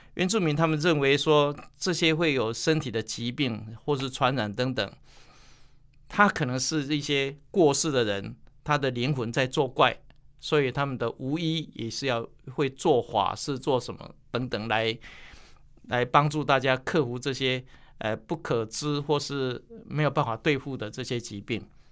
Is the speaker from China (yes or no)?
no; Taiwan; 我的故乡在埔子